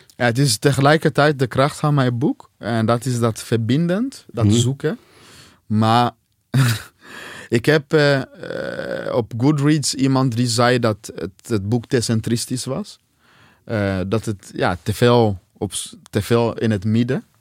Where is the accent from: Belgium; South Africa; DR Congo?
DR Congo; now in Netherlands; uit Congo zoals ik